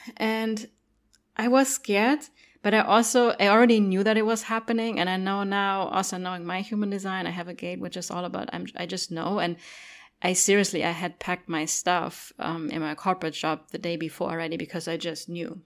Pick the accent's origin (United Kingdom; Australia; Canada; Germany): Germany; English is a second language; moved away; also born or lived in Cologne; I grew up in Germany